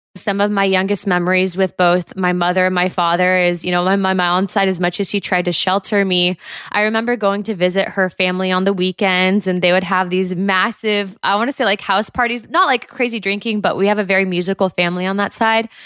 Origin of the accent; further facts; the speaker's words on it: Southern California, United States; also born or lived in Santa Ana / Los Angeles; growing up in Southern California